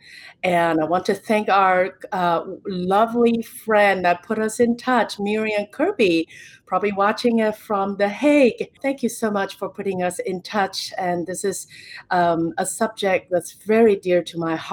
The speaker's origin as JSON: {"language": "English", "country": "Taiwan", "tie": "born or raised there", "moved": "yes", "lives_now": "United States", "said": "growing up in Taiwan"}